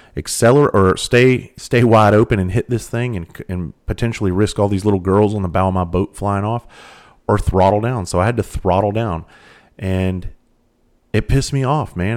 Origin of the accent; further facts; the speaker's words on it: Bluffton, South Carolina, United States; I grew up in Bluffton, South Carolina